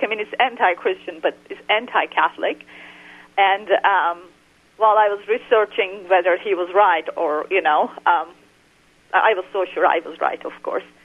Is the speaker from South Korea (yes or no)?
no; Turkey; moved away; I was raised in Muslim Turkey